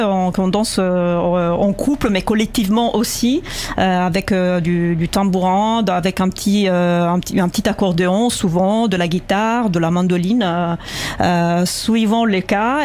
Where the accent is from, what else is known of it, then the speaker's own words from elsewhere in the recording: central Italy, Italy; now in France; Je viens plutôt du centre de l'Italie